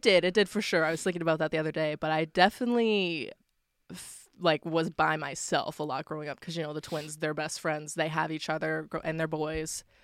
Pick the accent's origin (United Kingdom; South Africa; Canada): Canada; Waverley, Nova Scotia; I grew up in Waverly